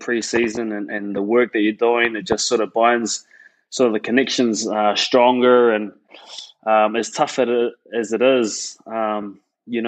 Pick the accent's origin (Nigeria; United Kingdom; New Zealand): New Zealand; Christchurch, Canterbury; born and raised in Christchurch, which I'm really proud